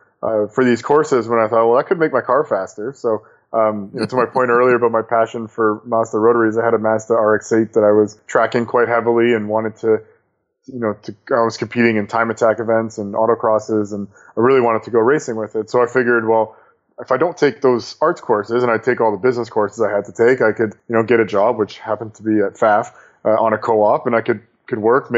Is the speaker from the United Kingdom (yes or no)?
no; Canada; Hockey is, you know, I'm Canadian, so I guess that's fitting.